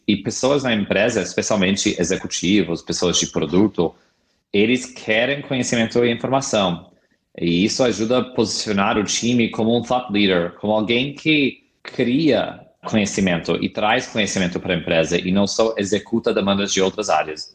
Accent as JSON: {"language": "Portuguese", "region": "California", "country": "United States", "also_born_or_lived": "San Francisco", "second_language": "Portuguese", "moved": "as an adult", "lives_now": "Brazil", "said": "eu sou americano, eu sou do estado da Califórnia, onde morei a maioria da minha vida adulta na cidade incrível de São Francisco"}